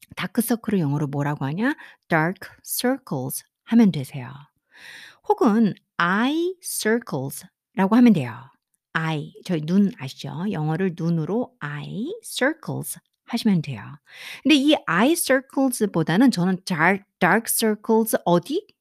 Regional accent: South Korea; first language Korean

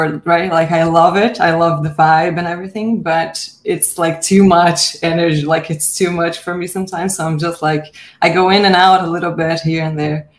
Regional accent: Brazil; now in Canada; I'm from Brazil, but I live in Canada now.

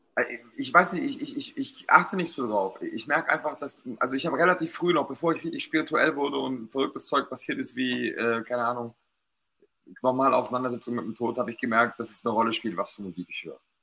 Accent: Stuttgart, Baden-Württemberg, Germany; ich war halt hier als Stuttgarter

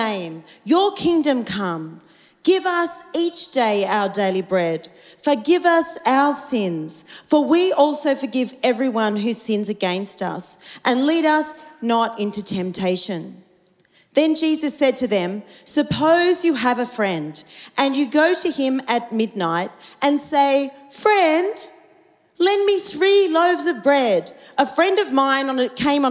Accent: Australia; I'm about as colonial Aussie as you can get

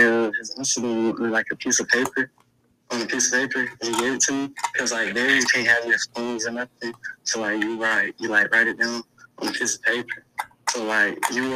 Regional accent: Cleveland, Ohio, United States; When you come from the South Side, you got to know how to teach you. You got to, especially Cleveland.

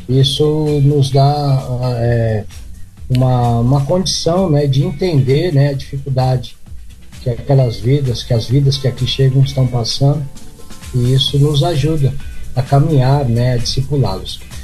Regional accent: São Paulo, Brazil; moved away as an adult; now in Piratininga, Brazil; eu sou de São Paulo, capital

